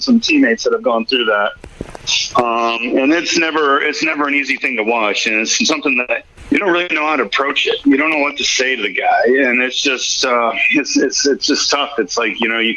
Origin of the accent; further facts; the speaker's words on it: New England, United States; growing up in New England